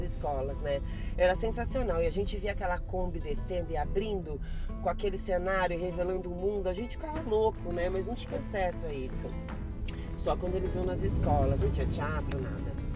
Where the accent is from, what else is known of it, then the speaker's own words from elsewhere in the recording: Jabuticabal, São Paulo, Brazil; moved away as an adult; now in Spain; eu sou de Jabuticabal